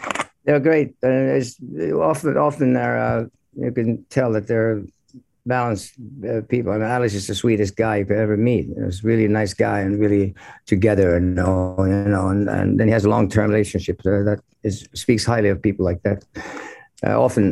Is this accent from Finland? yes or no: yes; Finland; we're growing up in Finland